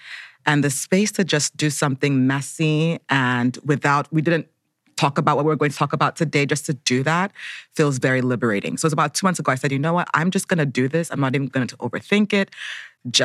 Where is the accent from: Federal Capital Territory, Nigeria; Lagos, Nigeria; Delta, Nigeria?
Federal Capital Territory, Nigeria; Abuja; now in Brooklyn, United States; I'm Nigerian American. I live in Brooklyn, New York, but Abuja, Nigeria is also home.